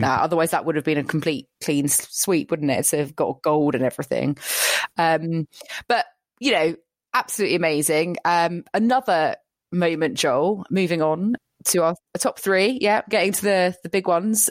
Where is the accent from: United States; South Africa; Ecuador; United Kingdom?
United Kingdom; as a British person